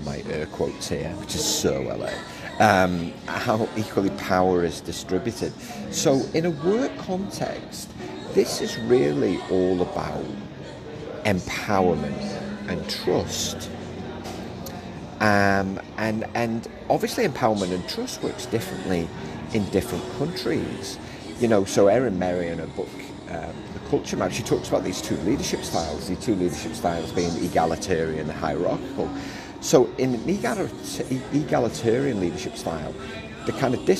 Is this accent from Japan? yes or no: no; Liverpool, North West England, United Kingdom; I was from Liverpool